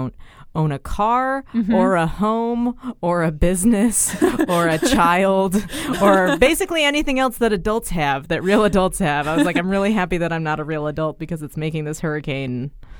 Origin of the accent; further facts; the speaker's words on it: Bay Area, California, United States; moved away as an adult; now in New York, United States; I'm from the Bay Area